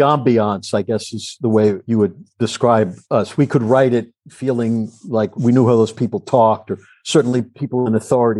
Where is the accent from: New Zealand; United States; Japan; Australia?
United States; East Coast; now in Los Angeles, United States; I grew up on the East Coast